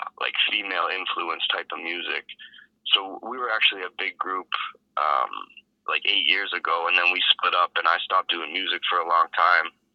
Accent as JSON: {"language": "English", "town": "Hamilton", "region": "Ontario", "country": "Canada", "tie": "born or raised there", "also_born_or_lived": "Toronto / Las Vegas", "said": "I'm from Hamilton, born and raised. I moved around a lot when I was young, so I spent some time out in Toronto too"}